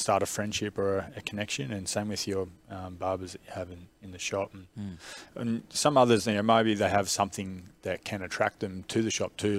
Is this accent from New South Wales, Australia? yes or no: no; Melbourne, Victoria, Australia; I'm from Melbourne myself